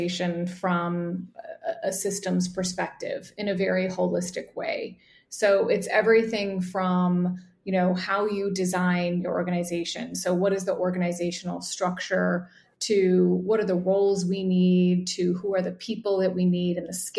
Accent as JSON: {"language": "English", "region": "Midwest", "country": "United States", "tie": "born or raised there", "said": "I grew up in the Midwest"}